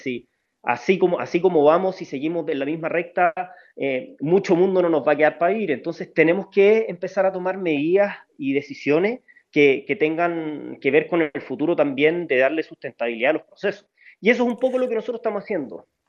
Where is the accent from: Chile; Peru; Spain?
Chile; como chilenos